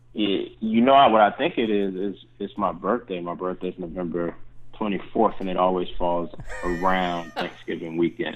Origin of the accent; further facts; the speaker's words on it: Charlotte, North Carolina, United States; moved away; I'm originally from Charlotte